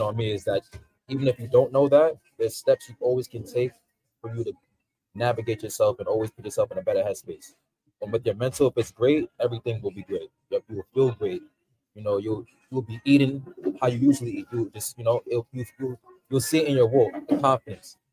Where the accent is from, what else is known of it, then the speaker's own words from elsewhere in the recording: New York City, New York, United States; also born or lived in Queens, New York; born and raised in Brooklyn, New York. Now I currently live in Queens.